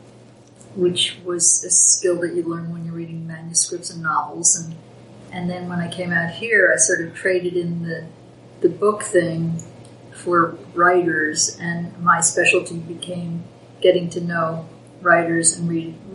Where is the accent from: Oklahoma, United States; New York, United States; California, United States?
New York, United States; moved away; I had a New York career. I'm from New York